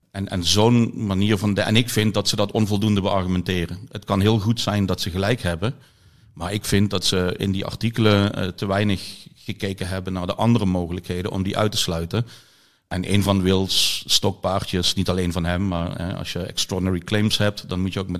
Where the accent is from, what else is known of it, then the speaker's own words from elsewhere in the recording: Limburg, Netherlands; ik ben afkomstig uit Zuid-Limburg. Eh, uit de omgeving van Maastricht, eh, waar vroege prehistorie ja, niet bij iedereen leeft.